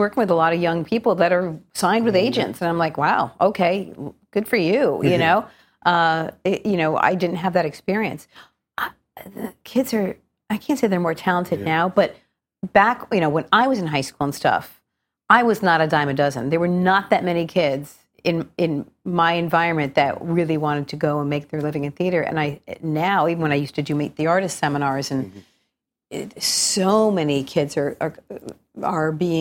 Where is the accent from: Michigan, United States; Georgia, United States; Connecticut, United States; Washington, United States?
Connecticut, United States; moved away as an adult; also born or lived in Wallingford, Connecticut; now in Norwalk, United States; I was born in Norwalk, Connecticut, and grew up until I was 10 there, and then moved to Wallingford, Connecticut